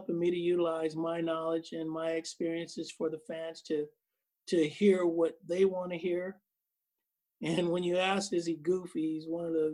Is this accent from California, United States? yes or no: yes; Oakland, California, United States; I grew up in Oakland. Used to sneak in the ballpark.